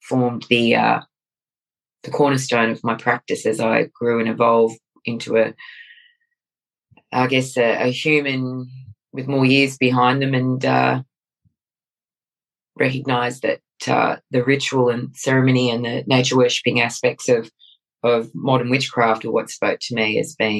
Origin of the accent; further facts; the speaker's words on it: Sydney, New South Wales, Australia; when I was growing up in the southern suburbs of Sydney, New South Wales, Australia, I was 5 or 6